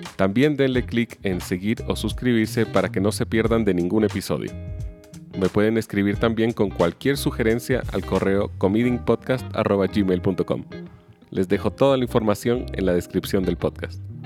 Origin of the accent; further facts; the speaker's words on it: Chile; yo soy chileno de nacimiento